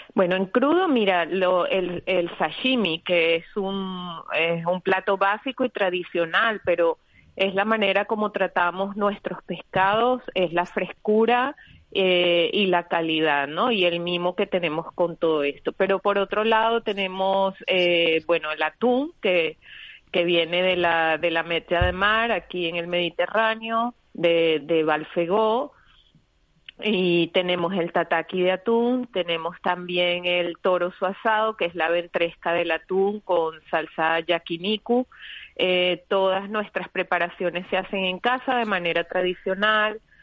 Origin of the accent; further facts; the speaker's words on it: Venezuela; also born or lived in Spain; now in Madrid, Spain; yo crecí en Venezuela, un país multicultural